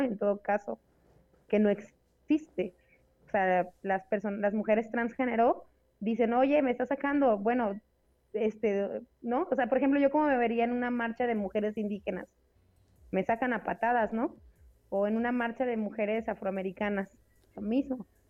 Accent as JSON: {"language": "Spanish", "country": "Mexico", "said": "salseo mexicano, o sea, somos latinos, hace calor, nos encanta el chupe"}